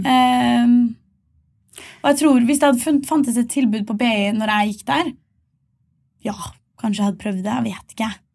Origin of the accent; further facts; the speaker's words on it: Malvik, Trøndelag, Norway; fra Malvik utenfor Trondheim